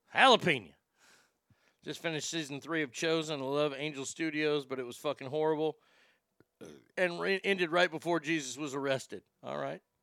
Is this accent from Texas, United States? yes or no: yes; Texas, United States; my home state of Texas